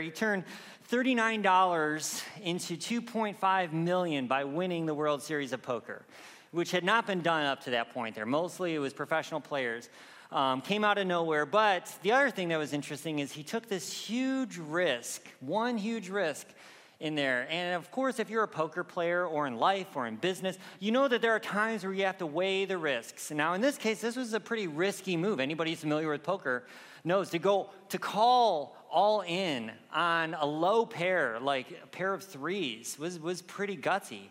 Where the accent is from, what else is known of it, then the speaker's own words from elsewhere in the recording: Michigan, United States; moved away; I grew up in Michigan